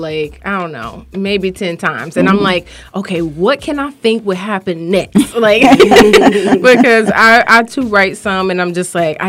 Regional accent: Miami, Florida, United States; also born or lived in Orlando; I'm from Miami.

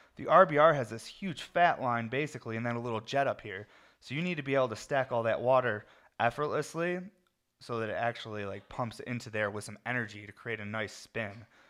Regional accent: Syracuse, New York, United States; now in Colorado, United States; I'm from Syracuse, New York, where it's always gray

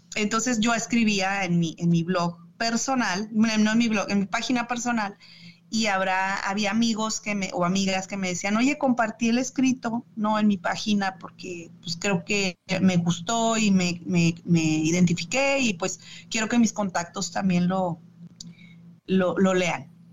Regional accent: Chihuahua, Mexico; moved away as an adult; also born or lived in Durango / Ciudad Juárez / Mexico City / Monterrey; now in Michigan, United States; yo nací en Durango, eh, pero me crié en Chihuahua

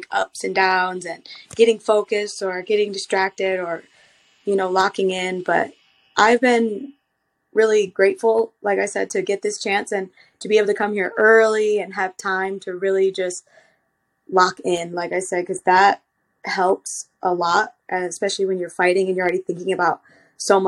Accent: Michigan, United States; I'm from Michigan

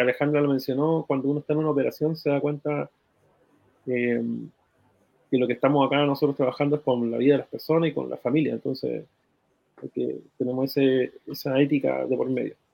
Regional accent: Iquique, Tarapacá, Chile; moved away as an adult; now in Santiago, Chile; Yo soy iquiqueño y mm, nacido y criado en Iquique

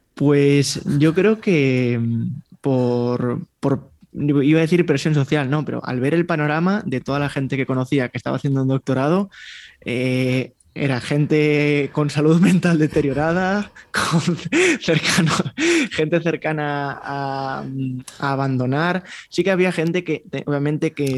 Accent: Vigo, Galicia, Spain; Yo me crié en un, barrio, en Vigo

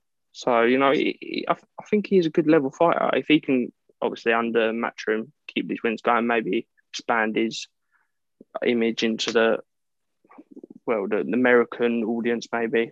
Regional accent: United Kingdom; as a British fan, he's not really known over here.

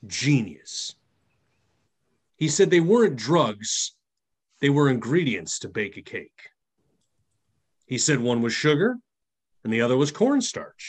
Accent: Chicago, Illinois, United States; I grew up in Chicago

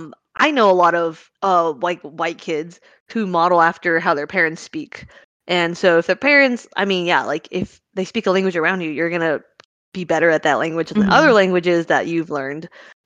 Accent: United States; growing up in, like, a first-gen American household

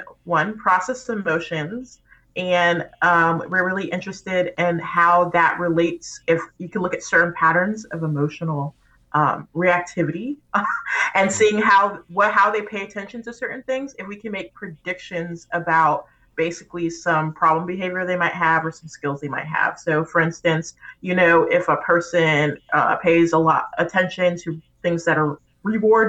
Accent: Tampa, Florida, United States; moved away; also born or lived in Gainesville, Florida; I hail from Florida. I was raised in Tampa, Florida

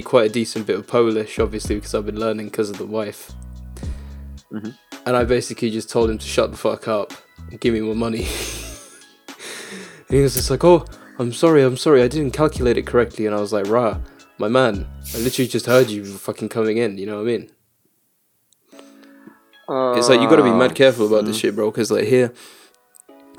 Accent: United Kingdom; accent: British; also born or lived in Czech Republic; a thick British accent like me

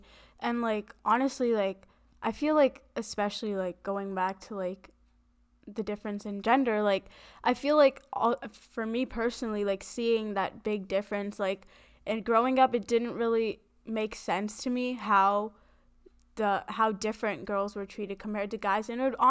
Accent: South India, India; I'm a girl, I'm South Indian.

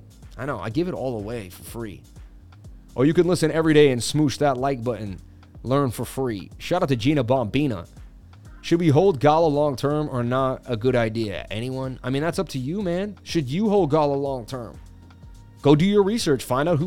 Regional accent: Massachusetts, United States; born there; I was born in Mass.

